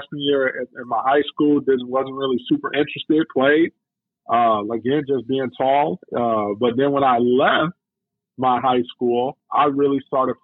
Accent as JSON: {"language": "English", "town": "Chicago", "region": "Illinois", "country": "United States", "tie": "born or raised there", "said": "I grew up in Chicago. I'm born and raised."}